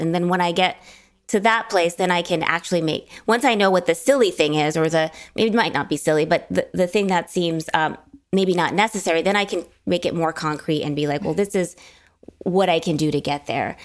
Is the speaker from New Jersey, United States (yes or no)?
yes; New Jersey, United States; moved away as an adult; also born or lived in Los Angeles; I grew up in New Jersey